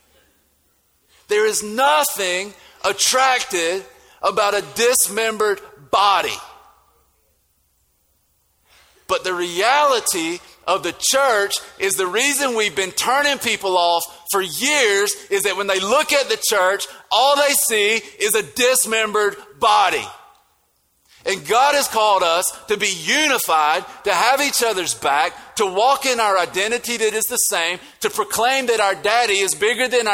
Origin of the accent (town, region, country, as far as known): United States; accent: country; now in Statesboro, Georgia, United States